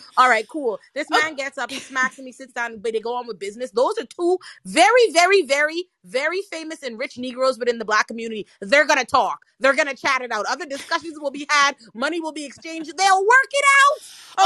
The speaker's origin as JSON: {"language": "English", "country": "Bahamas", "said": "I'm from the Bahamas"}